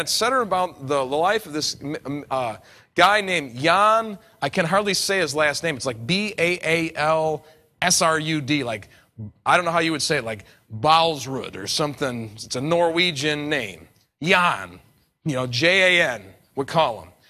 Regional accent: New York, United States; I come from New York

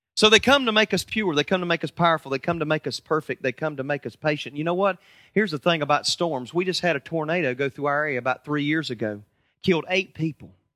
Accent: United States; I'm from America

